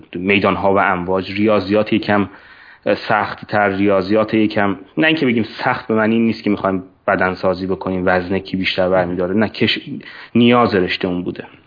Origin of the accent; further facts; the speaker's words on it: Hadishahr, East Azerbaijan, Iran; moved away as an adult; also born or lived in Tabriz; now in United States; گرگر یه شهری هست نزدیک جلفا هست که الان عملا هادی شهر هم خطاب میشه